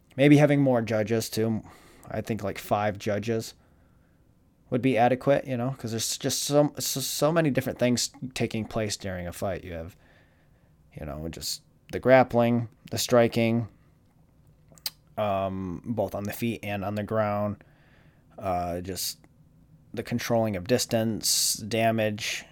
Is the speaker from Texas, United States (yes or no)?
no; Jackson, Michigan, United States; now in Florida, United States; Jackson, Michigan